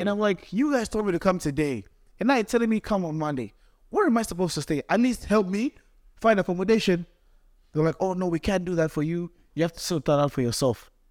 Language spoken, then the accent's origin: English; Tanzania; now in Cleveland, United States; I'm young boy from Tanzania, came to Cleveland for school